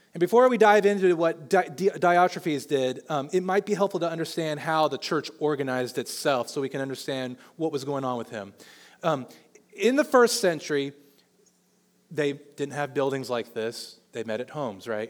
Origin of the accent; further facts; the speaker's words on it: Olathe, Kansas, United States; I know Johnson County because I grew up in Olathe.